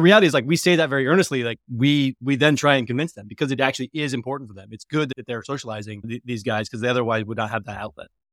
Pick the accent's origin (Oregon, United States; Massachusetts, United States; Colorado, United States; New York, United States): Colorado, United States; I'm from Colorado, the Denver Broncos are the foundation of my relationship with my father and my brothers.